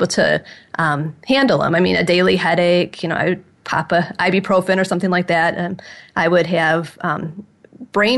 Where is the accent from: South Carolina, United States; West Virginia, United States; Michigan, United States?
Michigan, United States; about 20 miles north of Detroit; I grew up about 20 miles north of Detroit, so I'm from Michigan